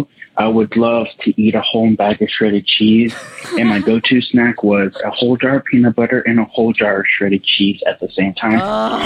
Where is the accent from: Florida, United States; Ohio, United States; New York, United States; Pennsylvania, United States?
Florida, United States; I'm from Florida.